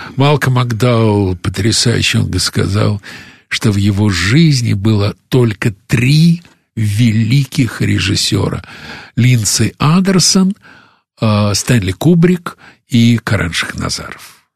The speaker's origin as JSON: {"language": "Russian", "country": "Russia", "also_born_or_lived": "United States", "said": "из России"}